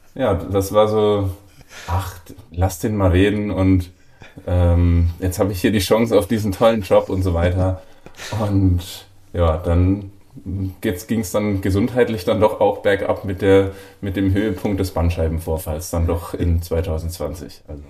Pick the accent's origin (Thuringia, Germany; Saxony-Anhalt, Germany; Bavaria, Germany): Bavaria, Germany; moved away; in meiner Heimat in Bayern